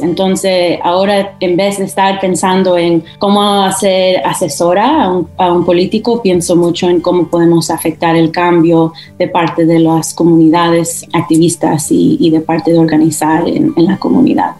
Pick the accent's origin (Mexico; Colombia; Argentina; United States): United States; Nevada; crecí en Nevada